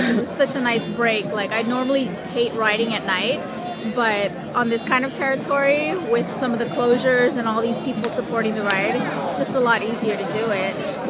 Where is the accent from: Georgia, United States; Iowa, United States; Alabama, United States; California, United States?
California, United States; I'm from the 909, too